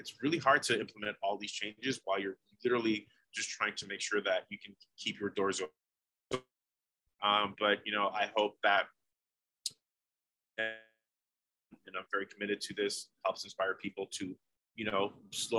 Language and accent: English; New York, United States; moved away; also born or lived in Oregon; I've been to New York and I'm from there